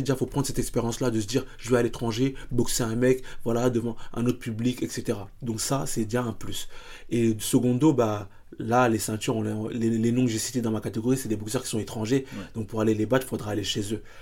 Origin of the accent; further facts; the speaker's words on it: Paris, Île-de-France, France; je suis hyper attaché à, à là où je viens, à le, le public qui me, qui me porte aussi, parce que moi aujourd'hui dans le 19e arrondissement